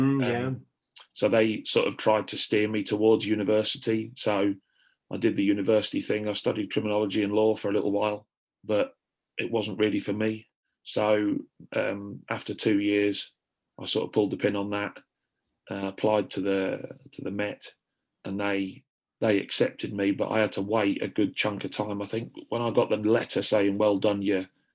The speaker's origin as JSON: {"language": "English", "area": "Lincolnshire", "region": "East Midlands", "country": "United Kingdom", "tie": "born or raised there", "said": "I grew up in Lincolnshire"}